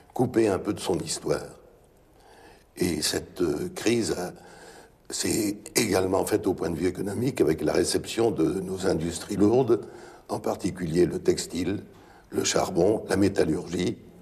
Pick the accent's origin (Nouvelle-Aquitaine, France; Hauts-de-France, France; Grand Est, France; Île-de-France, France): Hauts-de-France, France; Lille; je suis un Lillois d'origine et j'étais commerçant lillois